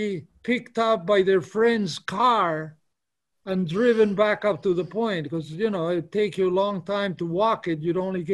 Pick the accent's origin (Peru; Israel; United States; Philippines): Peru; moved away; I'm from Peru